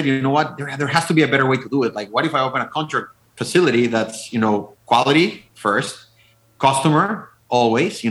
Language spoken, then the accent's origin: English; Mexico; now in Wisconsin, United States; I'm originally from Mexico. I have no idea how I ended up in Wisconsin, but I love it here. Like, you know, we moved here about 8 years ago